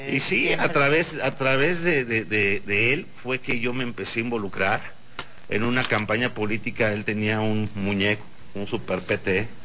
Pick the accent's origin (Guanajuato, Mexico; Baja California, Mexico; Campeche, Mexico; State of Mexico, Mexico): Guanajuato, Mexico; San Miguel de Allende; born or raised there; also born or lived in Mexico City